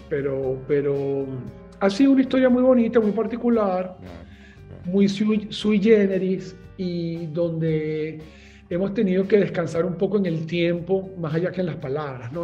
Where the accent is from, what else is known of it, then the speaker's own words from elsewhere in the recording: Caracas, Capital District, Venezuela; moved away as an adult; yo nací en Caracas, eh, tuve una infancia realmente bastante normal